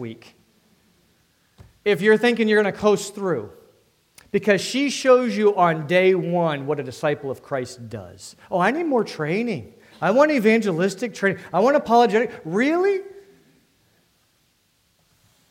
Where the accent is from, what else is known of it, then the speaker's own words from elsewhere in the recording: D.C., Northern Virginia, United States; I'm from Northern Virginia, D.C., concrete jungle